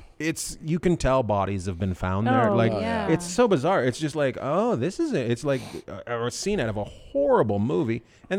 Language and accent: English; Canada; growing up in Canada playing hockey